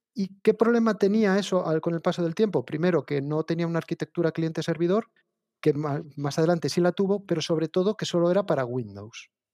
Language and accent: Spanish; Asturias, Spain; yo lo que hice fue un grado de formación profesional de segundo grado aquí en Asturias